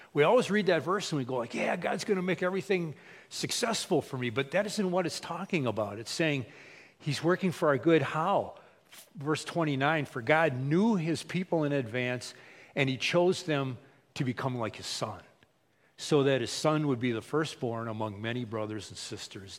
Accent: United States; We, as American Christians, many times, like me, I grew up in a Christian household.

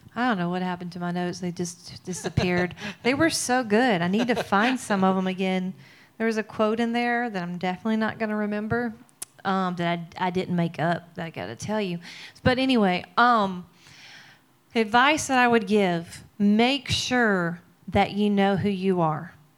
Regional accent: Mississippi, United States; I'm from Mississippi

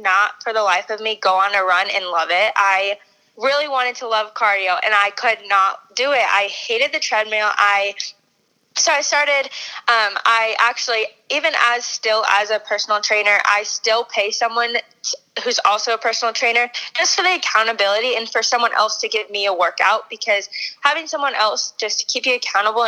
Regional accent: Arizona, United States; also born or lived in Texas; I grew up in Arizona

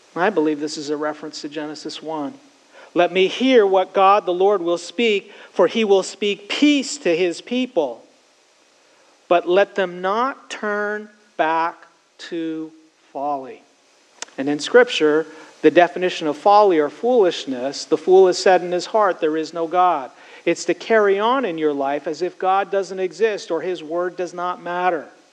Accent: Canada; Growing up in Canada, I spent many of my high school years and college years as a camp counselor

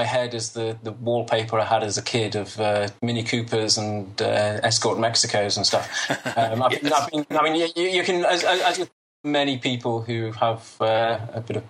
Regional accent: United Kingdom; moved away as an adult; now in Israel; I was born in Israel. I grew up in Britain, as you can probably hear.

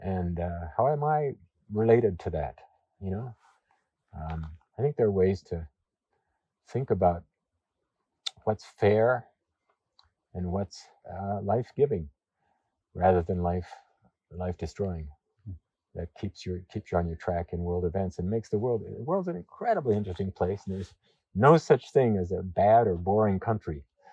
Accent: Papua New Guinea; But I was born in Papua New Guinea and grew up with people who were some of the last people in the world to have contact with the outside world.

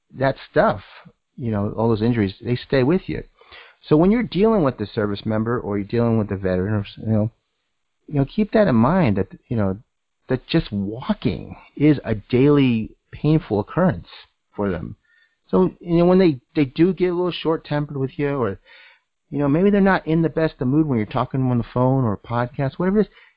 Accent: United States; I'm American

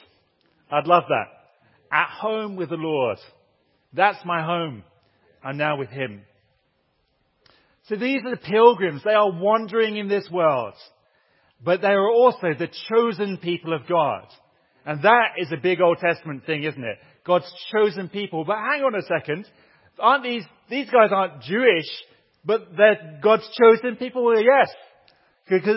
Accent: Southampton, South East England, United Kingdom; also born or lived in Turkey; now in Durham, United Kingdom; I was born in Southampton.

